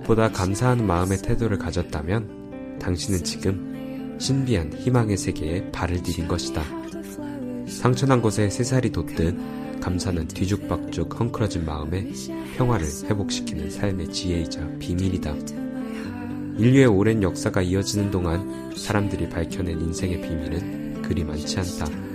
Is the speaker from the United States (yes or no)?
yes; Texas, United States; now in Berkeley, United States; 제가 텍사스에서 왔거든요